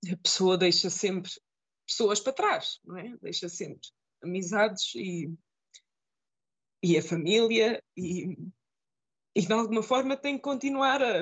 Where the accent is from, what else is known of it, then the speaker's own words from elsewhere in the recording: Portugal; moved away as an adult; also born or lived in Netherlands / Denmark / Germany; now in Frankfurt, Germany; quando eu saí de Portugal